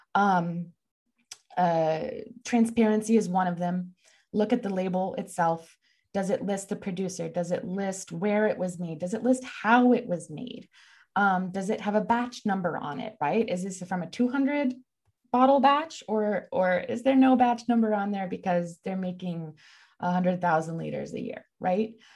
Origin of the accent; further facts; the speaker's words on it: Texas, United States; I'm from Texas